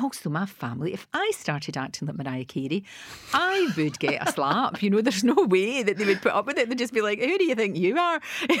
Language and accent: English; Glasgow, Scotland, United Kingdom; You know, I was from the East End of Glasgow, from the Gorbals, and from Bridgeton in Glasgow.